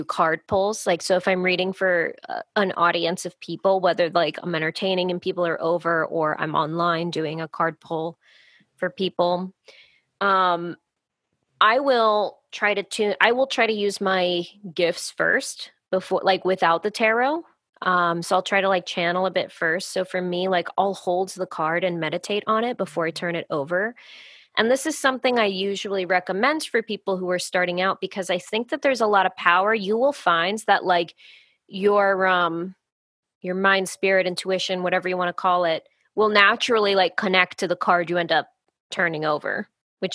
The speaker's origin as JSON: {"language": "English", "country": "United States", "said": "as an American"}